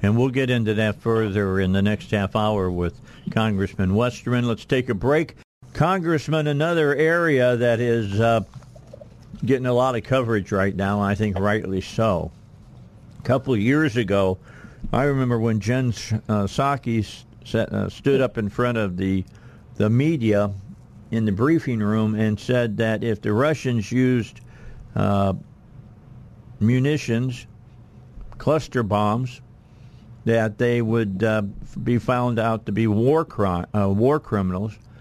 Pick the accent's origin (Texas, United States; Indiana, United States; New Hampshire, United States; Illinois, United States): Indiana, United States; moved away; that's my home state. That's where I grew up